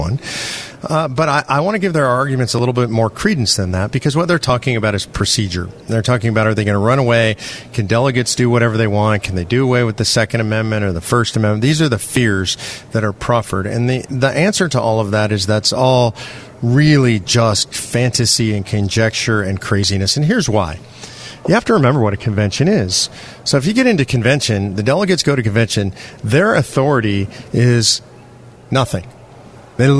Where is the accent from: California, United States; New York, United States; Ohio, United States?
California, United States; moved away; I'm from California originally